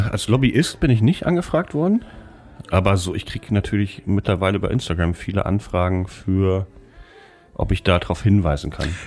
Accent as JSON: {"language": "German", "town": "Asbach", "region": "Rhineland-Palatinate", "country": "Germany", "tie": "born or raised there", "said": "In meiner Heimatstadt Asbach."}